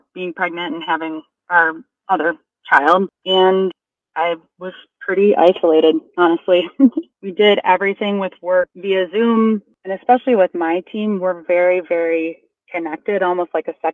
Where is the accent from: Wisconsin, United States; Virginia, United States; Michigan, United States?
Wisconsin, United States; now in Chicago, United States; I'm from Wisconsin